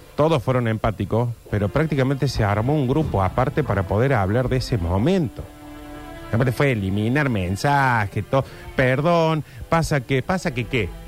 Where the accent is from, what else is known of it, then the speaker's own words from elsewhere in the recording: Córdoba, Argentina; yo soy cordobés